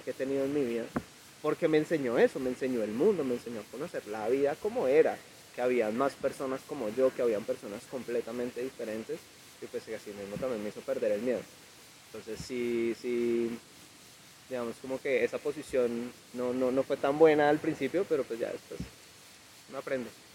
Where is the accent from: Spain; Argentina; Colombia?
Colombia; Ibagué, Tolima; Yo soy de aquí, yo soy de Ibagué. Ibagué siempre ha sido mi tierra